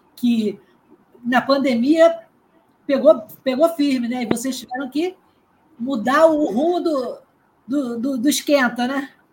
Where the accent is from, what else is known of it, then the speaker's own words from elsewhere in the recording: Niterói, Rio de Janeiro, Brazil; eu sou aqui de Niterói